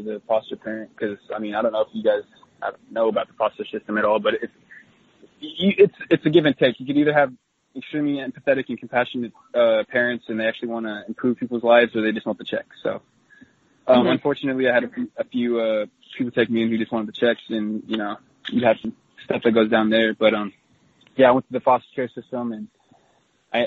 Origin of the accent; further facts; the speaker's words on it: Orem, Utah, United States; moved away as an adult; now in Seattle, United States; I was born in Orem, Utah, which is 5 minutes from Provo, and then just moved five feet from there and then lived there until I was 18